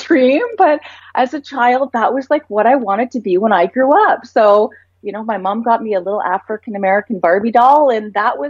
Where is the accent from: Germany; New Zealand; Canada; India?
Canada; Vancouver, British Columbia; also born or lived in Vaughan; I was born in Toronto, Canada, and I grew up in the beautiful city of Vancouver.